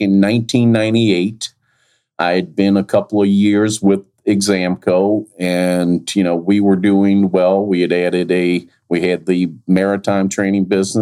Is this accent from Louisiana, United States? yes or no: yes; New Orleans, Louisiana, United States; born and raised in New Orleans, came from a family of six